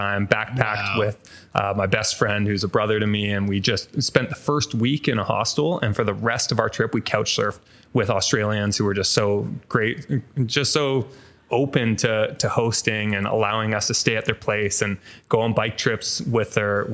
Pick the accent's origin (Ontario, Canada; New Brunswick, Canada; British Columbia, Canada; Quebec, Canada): British Columbia, Canada; Vancouver; moved away as an adult; also born or lived in Toronto; I grew up in a co-op in Falls Creek, an area of Vancouver